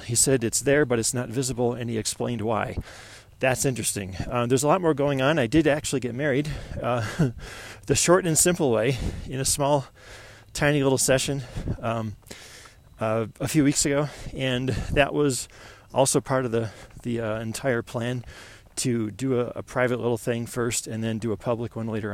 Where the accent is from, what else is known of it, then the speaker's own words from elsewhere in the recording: Buffalo, New York, United States; moved away as an adult; now in Colorado Springs, United States; I'm from Buffalo, New York